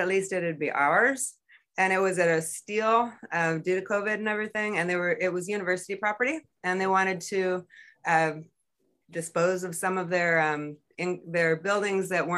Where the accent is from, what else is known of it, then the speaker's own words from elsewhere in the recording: California, United States; moved away as an adult; now in Two Rivers, Alaska, United States; I grew up in California